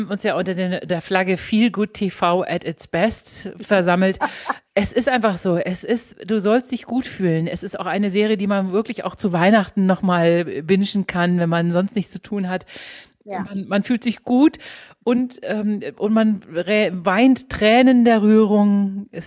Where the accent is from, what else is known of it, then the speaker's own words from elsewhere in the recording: Münster, North Rhine-Westphalia, Germany; born there; Ich bin aber auch ein bisschen Fußballfan, weil ich bin in Münster geboren.